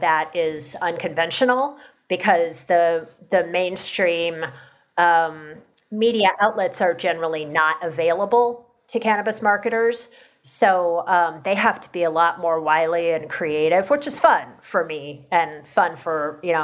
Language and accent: English; Kentucky, United States; my home state of Kentucky